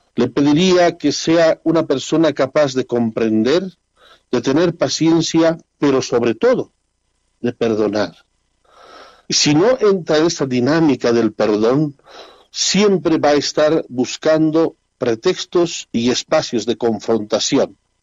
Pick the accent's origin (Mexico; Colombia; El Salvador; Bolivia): Bolivia; nuestra gente boliviana